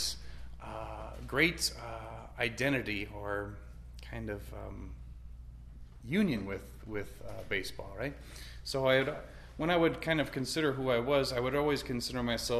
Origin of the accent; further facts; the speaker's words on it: Rapid City, South Dakota, United States; I grew up here in Rapid. I was born and raised here about a mile east of the cathedral and the hospital